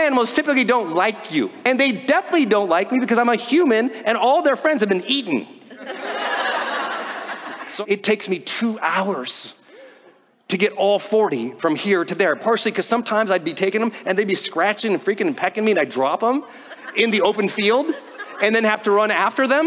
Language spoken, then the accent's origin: English; Montana, United States; I'm from Montana